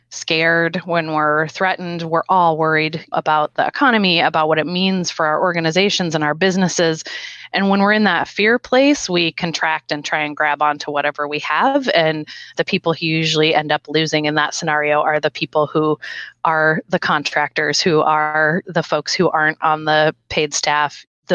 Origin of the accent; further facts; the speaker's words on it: Minnesota, United States; I'm from Minnesota.